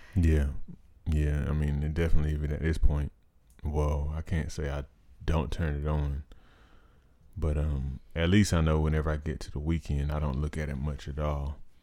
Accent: United States; being an American

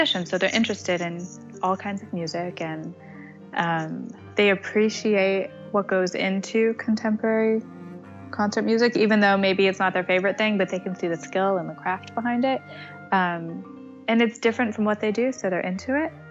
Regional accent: Stamford, Connecticut, United States; moved away; also born or lived in New York City; I'm from Stamford, Connecticut, which is 45 minutes outside of New York

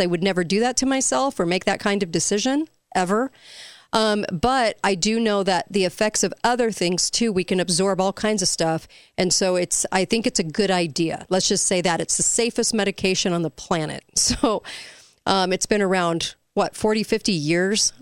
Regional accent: California, United States; me growing up in California

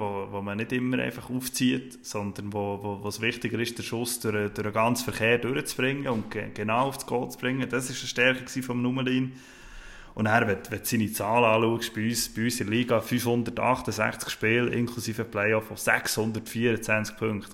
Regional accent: Bern, Switzerland; für mich als Berner

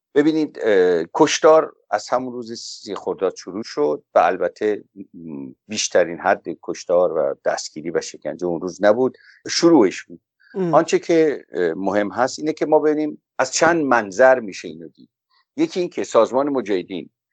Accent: Iran; به عنوان یک ایرانی

